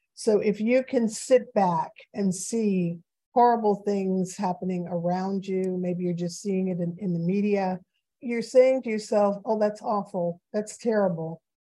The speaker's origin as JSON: {"language": "English", "town": "New York City", "region": "New York", "country": "United States", "tie": "born or raised there", "said": "I grew up in New York City."}